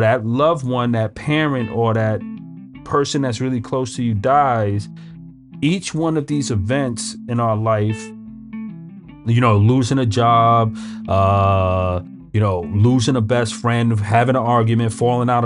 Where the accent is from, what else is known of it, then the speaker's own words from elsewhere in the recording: New York City, New York, United States; I grew up in Brooklyn. I'm a Brooklyn guy, right?